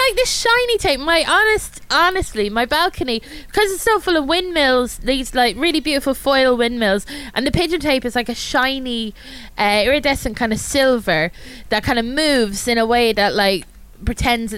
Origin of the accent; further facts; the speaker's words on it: Ireland; I'm Irish